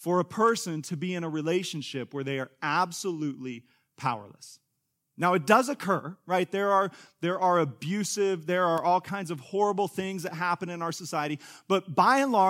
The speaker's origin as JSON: {"language": "English", "region": "Kansas", "country": "United States", "tie": "born or raised there", "moved": "yes", "lives_now": "Tulsa, United States", "said": "Angie and I grew up in Kansas"}